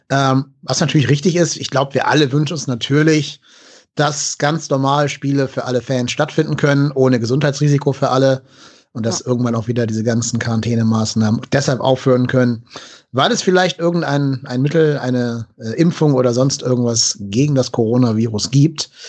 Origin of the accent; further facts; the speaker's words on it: Cologne, North Rhine-Westphalia, Germany; weil wir als Kölner ja eh Probleme mit Gladbach haben.